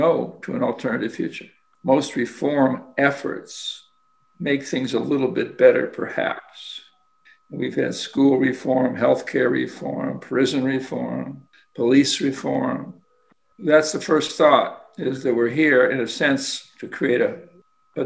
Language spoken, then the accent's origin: English; Kansas, United States; I'm a kid from Kansas